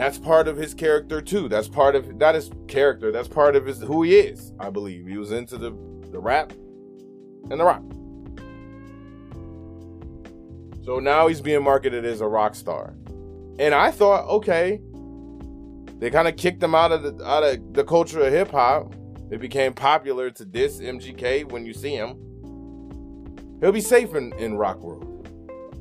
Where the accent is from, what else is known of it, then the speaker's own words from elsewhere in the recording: Michigan, United States; Salute to Michigan, my home state